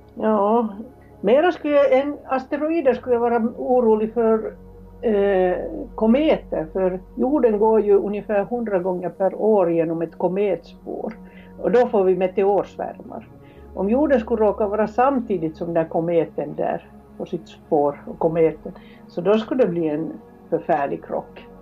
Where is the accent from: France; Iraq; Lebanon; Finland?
Finland; Helsinki, Uusimaa; moved away as an adult; also born or lived in Kiruna, Sweden; now in Sweden; Jag är från Helsingfors